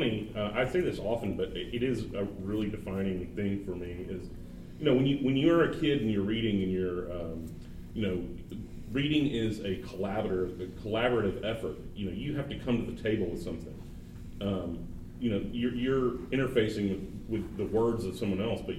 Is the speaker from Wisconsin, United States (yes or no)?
no; Little Rock, Arkansas, United States; I'm from Little Rock, Arkansas, and I come from a culture that frowns upon boys reading